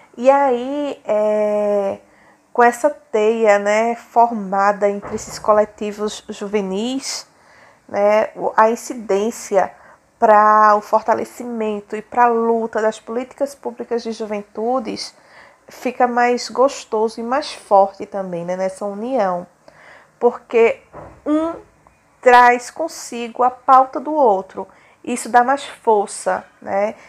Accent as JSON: {"language": "Portuguese", "town": "Surubim", "region": "Pernambuco", "country": "Brazil", "said": "sou da cidade de Surubim, fica no Agreste Setentrional de Pernambuco"}